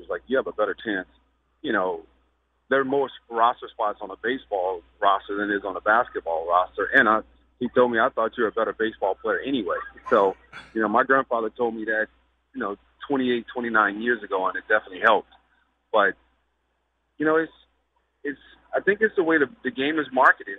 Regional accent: Indiana, United States; growing up in Indiana where basketball is the king

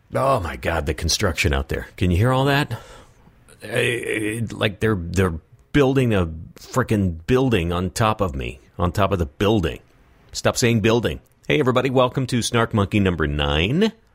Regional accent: West Texas, United States; also born or lived in San Francisco Bay Area; now in Southern California, United States; I grew up in West Texas

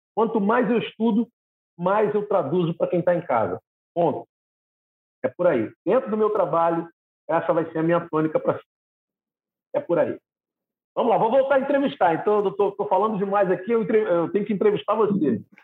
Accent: Rio de Janeiro, Brazil; sou carioca

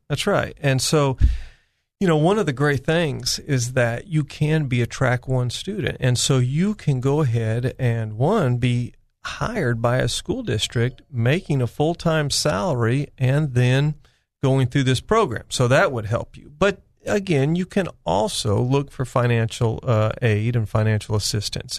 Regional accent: California, United States; moved away as an adult; now in Arkansas, United States; I was born and raised in California

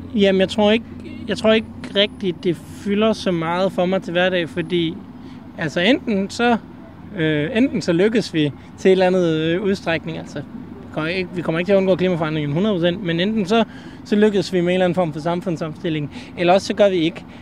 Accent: Aarhus, Central Denmark Region, Denmark; jeg kommer fra Aarhus og bor sådan set også i Aarhus

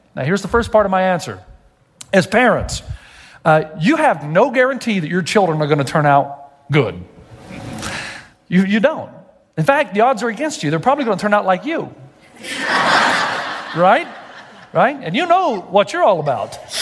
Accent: Tennessee, United States; I'm from Tennessee.

